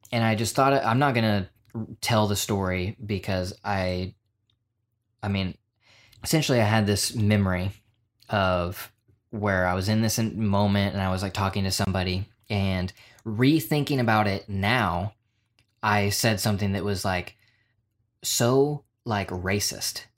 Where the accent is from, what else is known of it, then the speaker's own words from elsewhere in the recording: Oklahoma, United States; just being a stupid kid growing up in Oklahoma